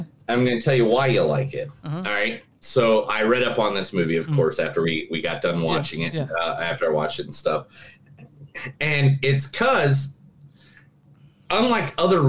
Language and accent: English; Ireland; because I'm Irish.